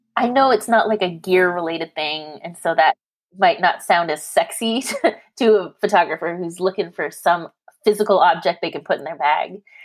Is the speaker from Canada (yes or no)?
yes; Canada; now in California, United States; I'm Canadian. I live in California